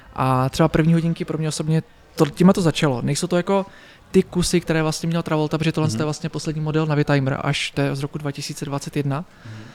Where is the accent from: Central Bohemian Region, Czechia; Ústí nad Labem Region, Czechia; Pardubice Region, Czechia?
Pardubice Region, Czechia; Pardubice; v Pařimovi, odkud pocházím